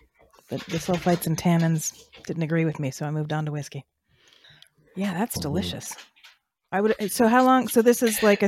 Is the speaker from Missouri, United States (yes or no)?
no; San Jose, California, United States; I am from San Jose and went to school at SFSU.